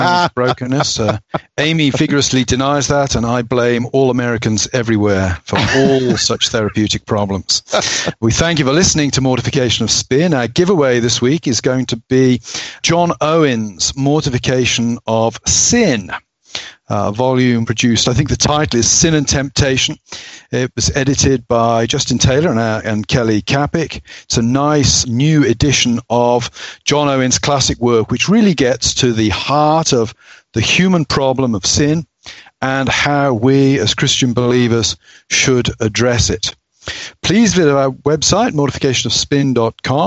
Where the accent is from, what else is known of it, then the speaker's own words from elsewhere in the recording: England, United Kingdom; as an Englishman